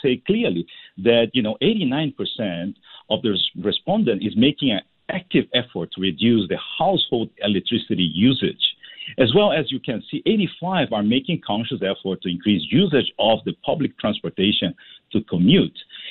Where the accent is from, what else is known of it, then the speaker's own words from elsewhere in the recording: Singapore; as a Singaporean